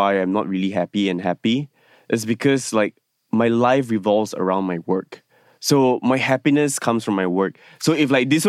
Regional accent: Penang, Malaysia; now in Kuala Lumpur, Malaysia; Yeah. Hokkien, no, I'm not Hokkien Lang, sorry. I'm a Cantonese. I'm the minority in Penang, but anyway.

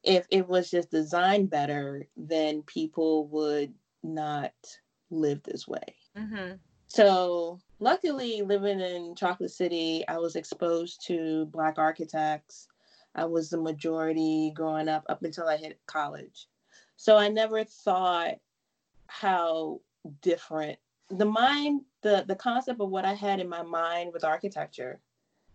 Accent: United States; for us Americans who are not used to African names

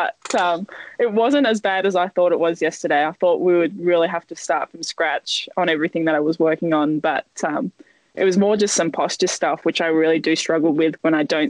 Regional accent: Western Australia, Australia; it's nice to be in WA

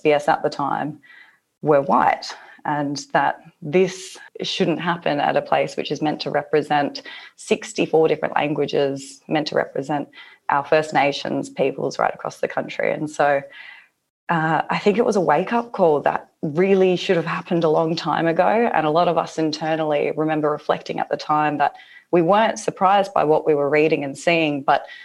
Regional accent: Warlpiri country, Tanami Desert, Northern Territory, Australia; now in Sydney, Australia; My country is Walpiri country, like Bhuva said, in the Tanami Desert.

